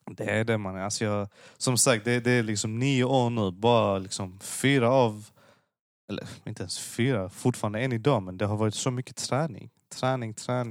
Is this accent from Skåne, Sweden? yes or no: yes; Lund, Skåne, Sweden; jag, jag föddes och växte upp i Lund